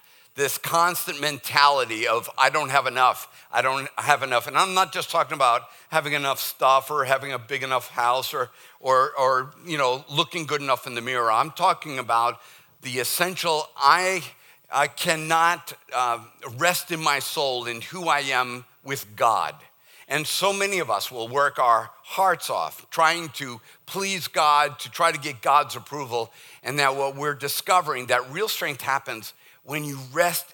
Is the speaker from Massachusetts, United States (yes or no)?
yes; Boston, Massachusetts, United States; accent: Boston; moved away; my Boston accent